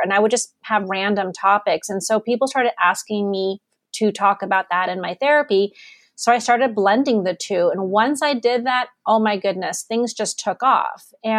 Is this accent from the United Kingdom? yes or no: no; Germany; also born or lived in Amsterdam, Netherlands / United States / Canada; I'm actually not Californian. I was born in Amsterdam. I grew up in Germany. I've lived in the States. I've lived in Canada.